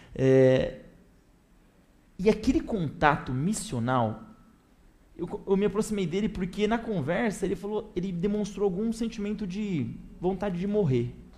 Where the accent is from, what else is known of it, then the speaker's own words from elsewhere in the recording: interior of São Paulo state, Brazil; now in São Paulo, Brazil; eu sou paulistano, né? É, eu sou do interior, mas estou muito tempo em São Paulo